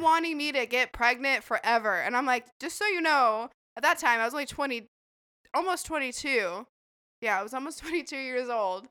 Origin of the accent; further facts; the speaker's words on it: Idaho, United States; moved away; that's where I'm from, I'm from Idaho